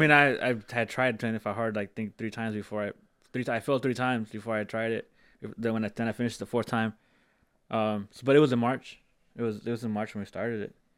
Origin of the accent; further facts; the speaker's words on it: Central Coast, California, United States; born and raised here. Um, I grew up in the East Side, like always, all, all, I'm an East Side kid.